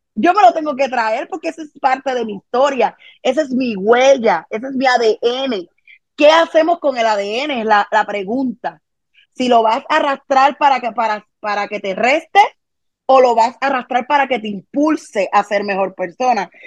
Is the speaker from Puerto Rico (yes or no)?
yes; Carolina, Puerto Rico; also born or lived in Santurce, Puerto Rico; crecí en Carolina, Puerto Rico